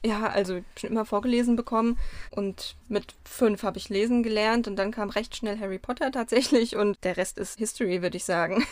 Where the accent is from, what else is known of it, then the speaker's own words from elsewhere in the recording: Mainz, Rhineland-Palatinate, Germany; Ich bin auch in Mainz aufgewachsen, in Weisenau